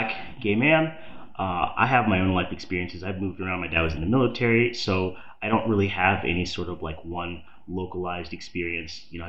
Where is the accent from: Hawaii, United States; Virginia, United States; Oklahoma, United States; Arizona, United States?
Virginia, United States; now in Pittsburgh, United States; Not from Pittsburgh. I'm from Virginia